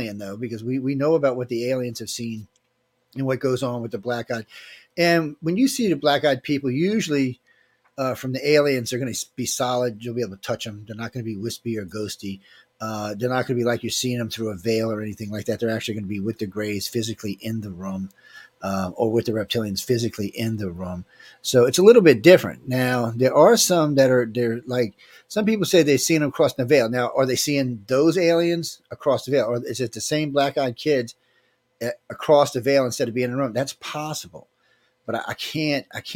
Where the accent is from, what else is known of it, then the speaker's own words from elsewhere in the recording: New Orleans, Louisiana, United States; I grew up in New Orleans